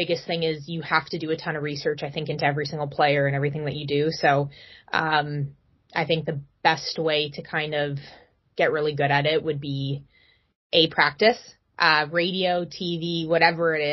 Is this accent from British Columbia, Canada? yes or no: yes; Burnaby, British Columbia, Canada; I grew up in Burnaby